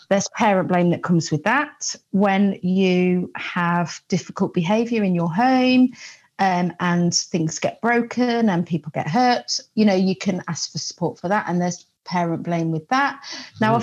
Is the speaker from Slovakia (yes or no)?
no; Coventry, West Midlands, United Kingdom; I'm from Coventry.